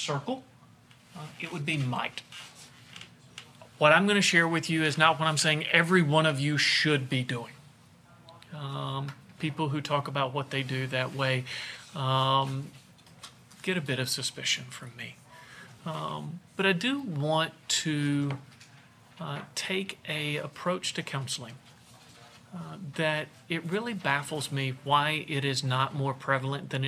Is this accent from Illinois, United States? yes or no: no; Bardwell, Kentucky, United States; moved away as an adult; also born or lived in Jackson, Tennessee / Wake Forest, North Carolina / Augusta, Georgia; I'm originally from Bardwell, Kentucky. You've never heard of it. We were 30 minutes from the nearest McDonald's